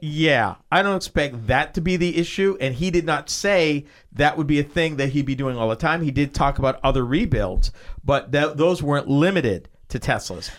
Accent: Massachusetts, United States; moved away; I came from Massachusetts.

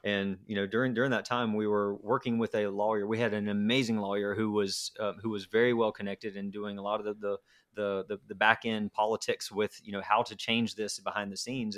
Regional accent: Garner, North Carolina, United States; also born or lived in Raleigh; I grew up in a, a small town called Garner, which is about twenty minutes from Raleigh

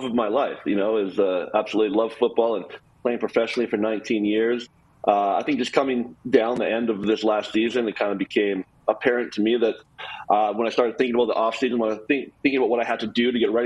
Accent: Canada; moved away as an adult; now in United States; growing up in Canada

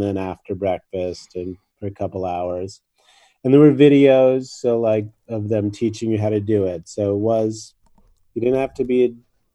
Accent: New York, United States; moved away; also born or lived in Japan; I grew up in New York in the 60s

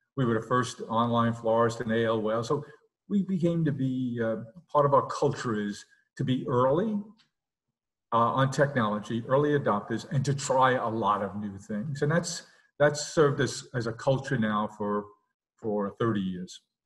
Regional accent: New York City, New York, United States; also born or lived in Long Island; we grew up in South Queens

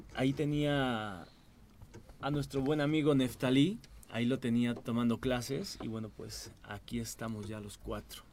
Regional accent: Mexico; orgullosamente lo, lo podemos decir como mexicanos

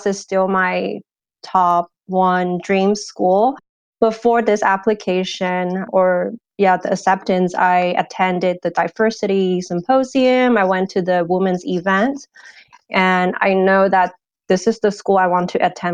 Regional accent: San Jose, California, United States; also born or lived in Hong Kong; I moved to California, San Jose, California, when I was 11. And I pretty much grew up in California

